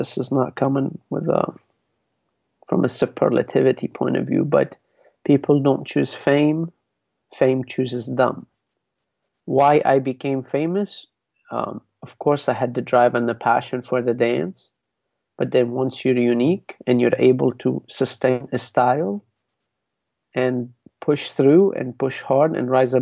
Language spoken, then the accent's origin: English; Lebanon; moved away; I came from Lebanon. I didn't say, I know I am Lebanese